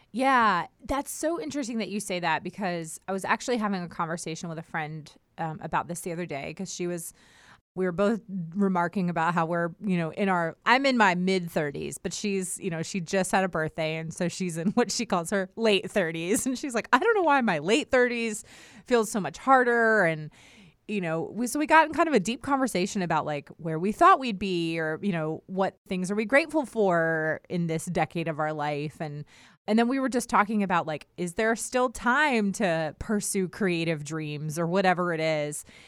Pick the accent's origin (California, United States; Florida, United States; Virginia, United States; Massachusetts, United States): Virginia, United States; Herndon; moved away as an adult; also born or lived in Newport News / Richmond; now in North Carolina, United States; I grew up in Herndon, which is like northern Virginia outside of DC